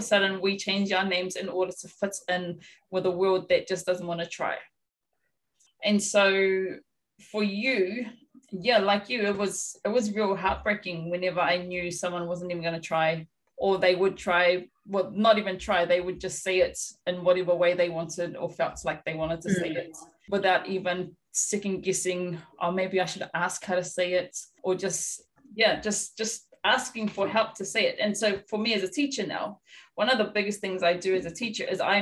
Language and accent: English; Rotorua, Bay of Plenty, New Zealand; now in Auckland, New Zealand; I was born and raised in Rotorua, sort of the center of Māoridom